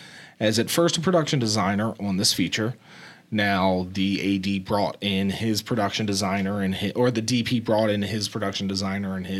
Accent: New Jersey, United States; moved away; also born or lived in Pennsylvania / Tampa, Florida; I came down from South Jersey. I went to a private boarding school in Pennsylvania, and I came down to the University of Tampa

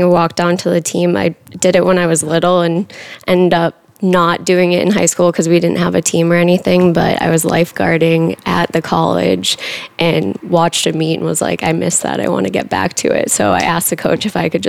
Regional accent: Massachusetts, United States; moved away as an adult; also born or lived in New Hampshire; now in Austin, United States; from a small town in Massachusetts, it's about 45 minutes outside of Boston

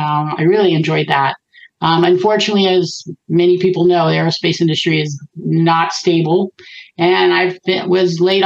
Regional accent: St. Petersburg, Florida, United States; now in California, United States; I grew up in Florida, St. Petersburg, actually. It's actually a tourist area.

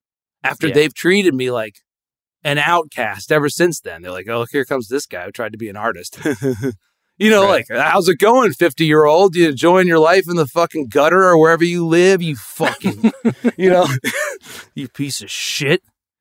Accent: Connecticut, United States; Growing up in Connecticut, you know, they fucking groom you to be a goddamn stockbroker.

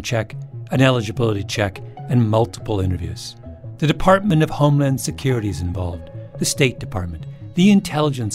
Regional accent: Elmira, Ontario, Canada; moved away; Elmira, a little town where I grew up

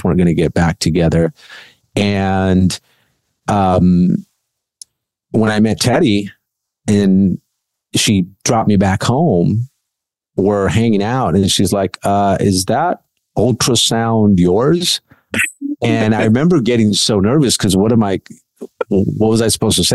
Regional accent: Huntington Park, California, United States; also born or lived in Bogota, Colombia; I grew up in Huntington Park

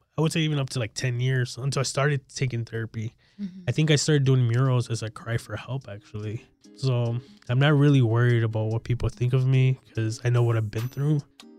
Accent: Chicago, Illinois, United States; I feel like growing up in Chicago, it's a concrete jungle, right?

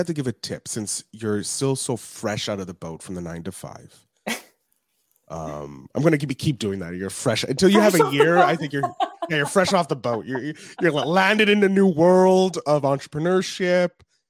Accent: Montreal, Quebec, Canada; Okay, I'm a Canadian.

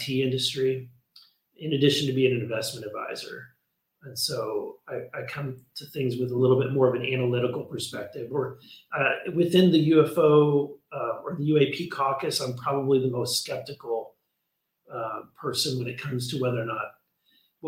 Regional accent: Missouri, United States; the state that I'm from Missouri

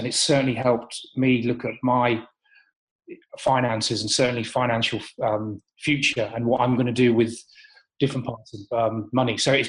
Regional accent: Marham, East of England, United Kingdom; also born or lived in Lincoln; I was born in Lincoln, but my dad was in the RAF. So every 2 years up until the age of 14, when I went to boarding school, and my hometown, because we were stationed at a place called RAF Marham.

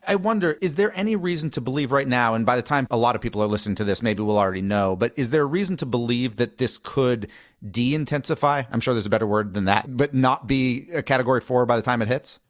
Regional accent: Massachusetts, United States; my home state of Massachusetts

